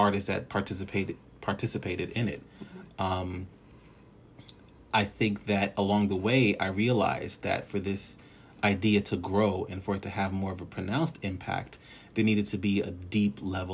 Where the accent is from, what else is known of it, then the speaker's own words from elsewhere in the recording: Newark, New Jersey, United States; also born or lived in Trinidad and Tobago; now in Virginia, United States; I am originally from Newark, New Jersey. Bloodline belongs to Trinidad and Tobago.